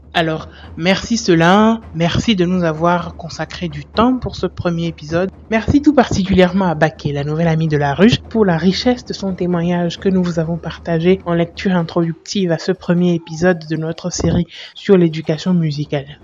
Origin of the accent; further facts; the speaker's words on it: Benin; chez nous au Bénin